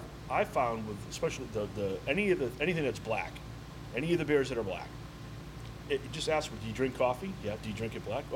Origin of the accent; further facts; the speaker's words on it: Worcester, Massachusetts, United States; now in Florida, United States; I'm from the Worcester area where they're from.